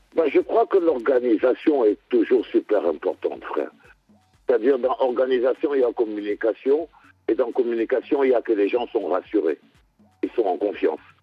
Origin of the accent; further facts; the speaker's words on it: Cameroon; En tant que Camerounais